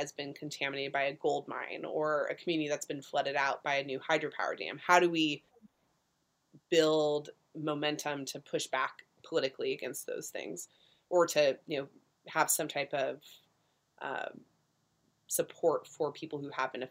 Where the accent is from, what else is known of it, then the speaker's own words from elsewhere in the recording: Orange County, California, United States; moved away as an adult; I was also coming from Orange County, California, kind of looking to burst out of the orange curtain, as they call it sometimes, in this bubble world